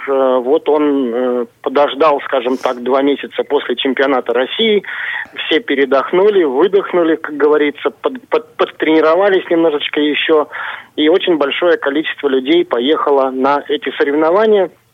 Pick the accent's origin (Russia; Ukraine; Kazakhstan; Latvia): Kazakhstan; moved away; Казахстан является ну, родной для меня республикой